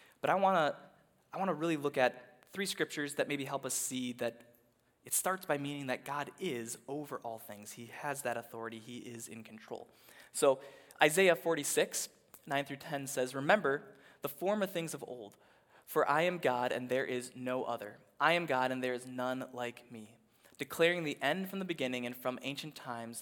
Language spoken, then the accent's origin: English; Minnesota, United States; as a Minnesotan